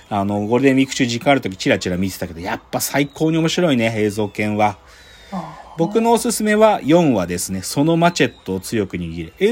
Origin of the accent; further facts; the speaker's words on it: Tohoku, Japan; あの、俺、東北の人だけど、